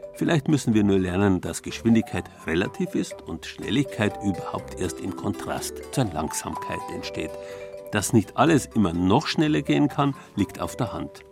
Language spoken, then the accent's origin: German; Bavaria, Germany; bei uns in Bayern